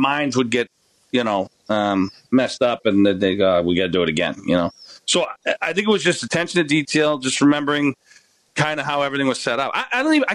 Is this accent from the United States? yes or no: no; Canada; I'm Canadian